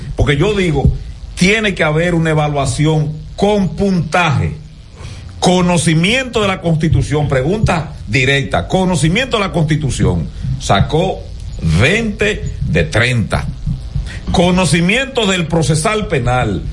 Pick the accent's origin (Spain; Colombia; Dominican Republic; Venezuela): Dominican Republic; Gaspar Hernández, Espaillat; moved away; mi pueblo, mm. para Gaspar Hernández